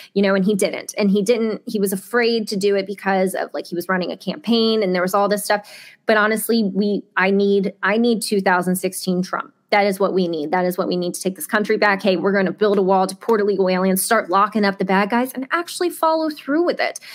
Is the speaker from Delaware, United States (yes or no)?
yes; Delaware, United States; I grew up in Delaware. I love Delaware. It's my home